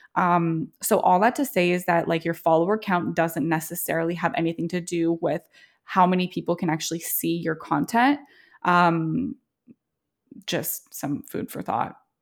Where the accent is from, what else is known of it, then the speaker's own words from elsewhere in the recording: Montreal, Quebec, Canada; also born or lived in Toronto, Canada; now in Trenton, Canada; We grew up in Montreal, um, and also spend some time in Toronto.